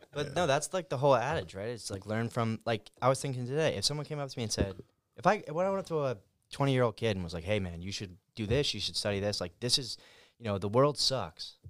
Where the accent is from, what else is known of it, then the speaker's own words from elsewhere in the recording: Fairless Hills, Pennsylvania, United States; I lived in Fairless Hills when I grew up